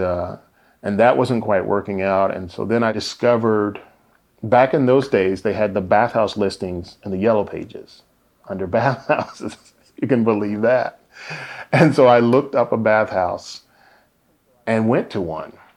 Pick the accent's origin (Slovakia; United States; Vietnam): United States; Indianapolis, Indiana; born or raised there; now in San Diego, United States